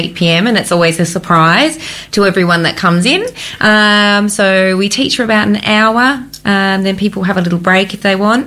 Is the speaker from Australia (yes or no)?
yes; Adelaide, South Australia, Australia; also born or lived in Perth / Japan; I'm from Adelaide originally.